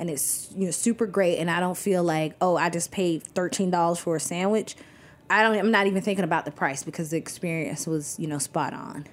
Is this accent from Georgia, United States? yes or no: yes; Athens, Georgia, United States; moved away as an adult; also born or lived in Atlanta, Georgia; now in Brooklyn, United States; I was born and raised in Athens, Georgia.